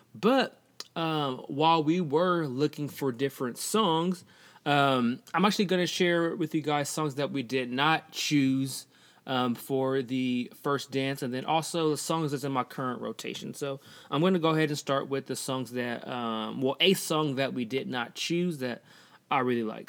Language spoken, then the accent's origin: English; Portland, United States; I'm from Portland, so I mainly, I'm mainly around a lot of white people